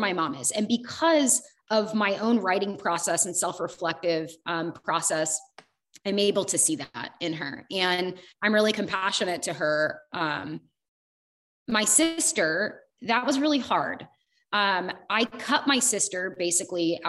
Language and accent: English; United States; I lived in like small town USA